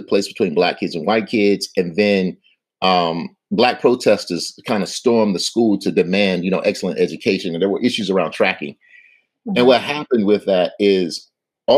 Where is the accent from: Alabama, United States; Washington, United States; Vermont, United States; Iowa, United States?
Alabama, United States; Selma; also born or lived in Jackson, Mississippi; growing up in Selma